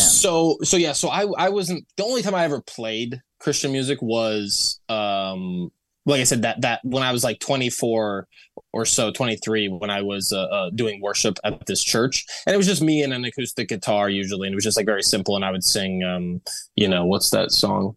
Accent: Toledo, Ohio, United States; moved away as an adult; also born or lived in Bowling Green, Ohio; now in Los Angeles, United States; I grew up in Toledo, Ohio, and was in a ve-, like, my, the household I grew up in was extremely religious.

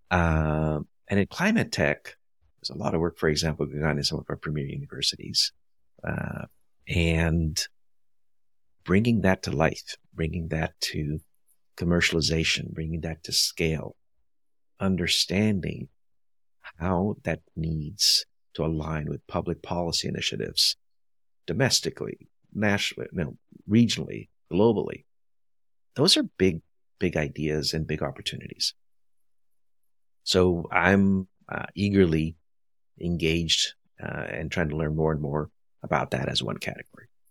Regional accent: Brazil; moved away; also born or lived in India; I was born in India, raised in Brazil

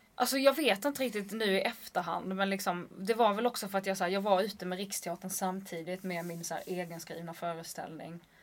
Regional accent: Skåne, Sweden; accent: Scanian; Jag får absolut inte låta skånsk

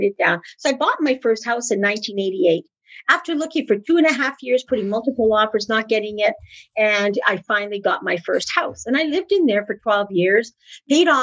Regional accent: Manitoba, Canada; moved away; also born or lived in Ontario; I'm originally from Manitoba. I'm a Westerner

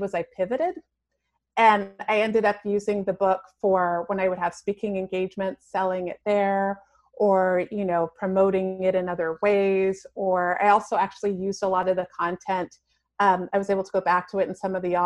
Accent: Canada; also born or lived in Toronto; I grew up in a really small town and I was like destined to move across the country to go to Toronto. I grew up in Canada.

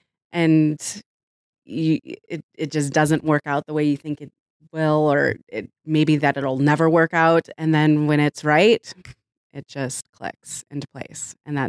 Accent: Burlington, Illinois, United States; also born or lived in Chicago; I grew up in Burlington, so about 30 minutes west of here. And we ended up moving back out to the suburbs when our son turned one. So that was in 2014

